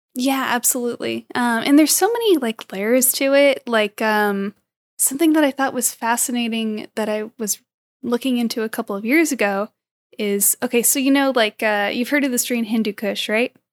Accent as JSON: {"language": "English", "region": "California", "country": "United States", "tie": "born or raised there", "said": "I'm also born and raised in California"}